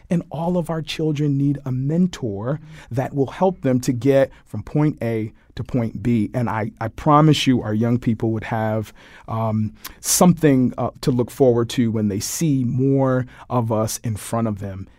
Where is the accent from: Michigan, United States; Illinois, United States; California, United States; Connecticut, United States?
Connecticut, United States; Hartford; the old department that I grew up in on Barber Street